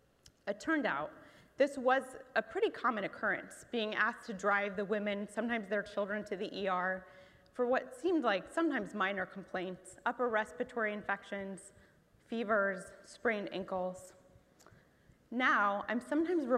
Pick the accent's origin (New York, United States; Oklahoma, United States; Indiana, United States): Indiana, United States; Muncie; my hometown of Muncie, Indiana